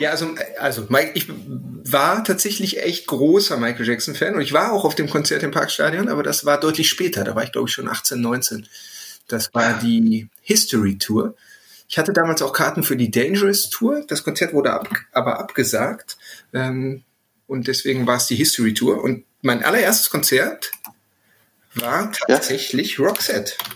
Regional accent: Herne, North Rhine-Westphalia, Germany; ich komme aus dem Pott, ja. Aus dem Herz ja. des Ruhrgebiets Wanne Eickel

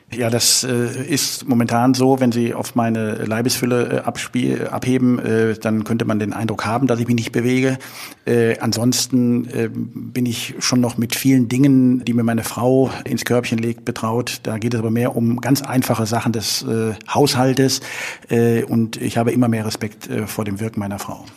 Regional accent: Leverkusen, North Rhine-Westphalia, Germany; now in Cologne, Germany; ich bin in Leverkusen geboren

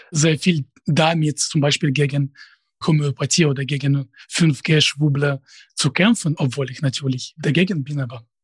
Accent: Russia; first language Russian; German is a second language; einfacher und auf Russisch weiß ich nicht. Das, das wäre einfach in, in bestimmten Sinne. Natürlich, das ist meine Muttersprache. Sie kann nicht ohne Akzent sprechen, aber ich habe keine Ahnung, wer meine Zielgruppe sein würde. Also ich befinde mich außerhalb des äh, Zusammenhangs mit Russland seit äh, 2007 schon

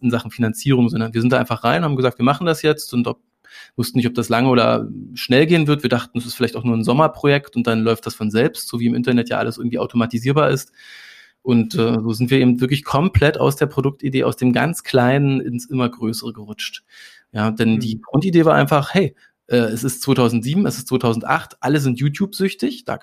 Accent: Saxony-Anhalt, Germany; also born or lived in Berlin; Also ich bin in Berlin geboren, aber äh, in, in Sachsen-Anhalt in einem winzigen Dorf. Das hatte mal 80 Einwohner, jetzt hat es noch 30 Einwohner.

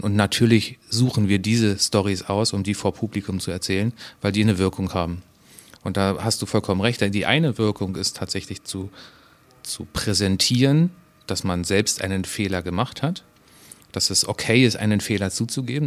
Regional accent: Berlin, Germany; also born or lived in the seaside (birthplace) / Munich; now in Hamburg, Germany; Ich bin an der, an der See geboren, in Berlin aufgewachsen, habe zehn Jahre in München gelebt und jetzt wieder in Hamburg.

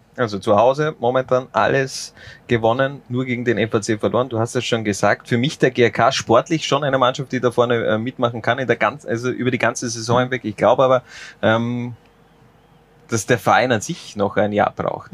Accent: near Lafnitz, Styria, Austria; ich bin da in der Nähe aufgewachsen

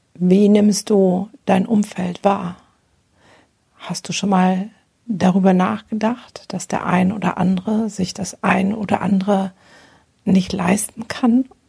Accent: Germany; bei uns in Deutschland

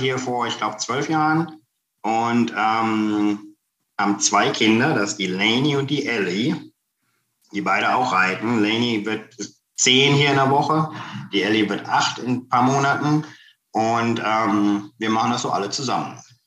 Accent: Kassel, Hesse, Germany; now in United States; Ich komme ursprünglich aus Kassel.

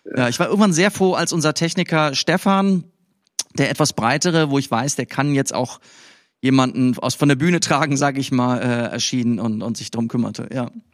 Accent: West Germany, Germany; ich hier als Wessi

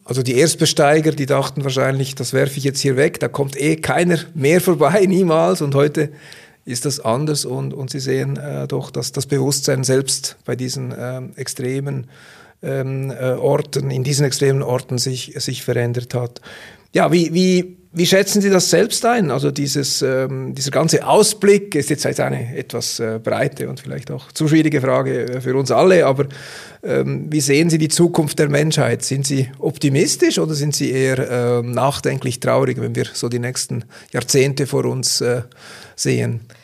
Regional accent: Switzerland; als Schweizer würden wir

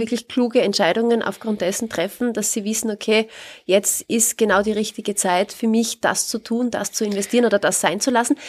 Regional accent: Austria; bei uns in Österreich

